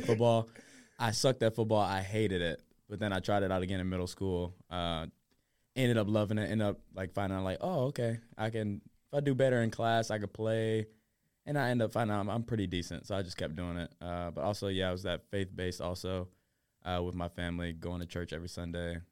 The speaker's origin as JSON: {"language": "English", "town": "Murfreesboro", "region": "Tennessee", "country": "United States", "said": "I'm from Murfreesbro, Murfreesbro, Tennessee"}